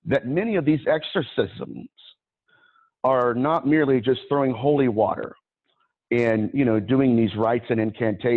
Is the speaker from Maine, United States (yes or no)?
no; Ohio, United States; I'm from Ohio.